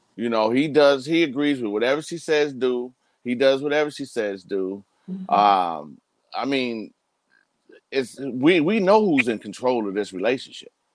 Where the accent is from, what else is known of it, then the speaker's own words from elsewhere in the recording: United States; we as African American men